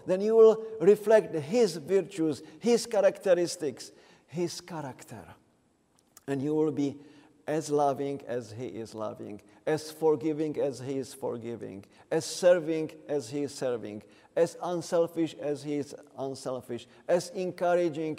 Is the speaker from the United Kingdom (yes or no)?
no; Czechia; I am from the Czech Republic